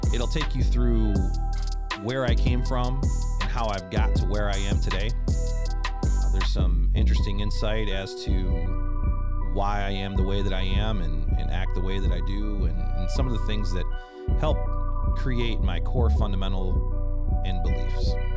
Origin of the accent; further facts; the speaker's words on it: Comstock, Michigan, United States; also born or lived in Kalamazoo, Michigan; So, originally, I was born in Kalamazoo, Michigan. Um, grew up in a town called Comstock High School